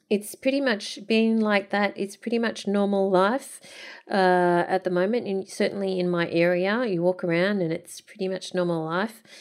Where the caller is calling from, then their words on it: Austria; English is a second language; I'm a listener from Austria. No, we don't have kangaroos